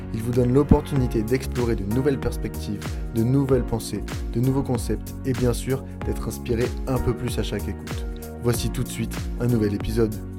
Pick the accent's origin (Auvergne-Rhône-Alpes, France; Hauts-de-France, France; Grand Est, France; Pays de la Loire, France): Hauts-de-France, France; Picardy; je viens de Picardie